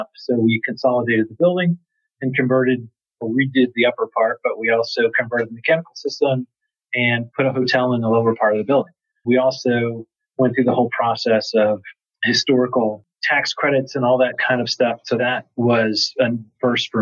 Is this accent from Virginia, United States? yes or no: no; New York, United States; moved away as an adult; now in Atlanta, United States; I'm actually from New York. I've been down here for 15 years